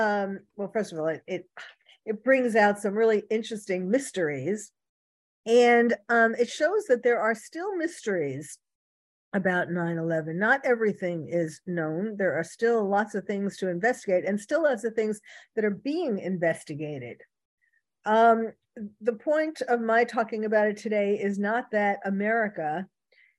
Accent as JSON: {"language": "English", "town": "New York City", "region": "New York", "country": "United States", "tie": "born or raised there", "moved": "yes", "lives_now": "California, United States", "said": "I was originally born and bred in New York City"}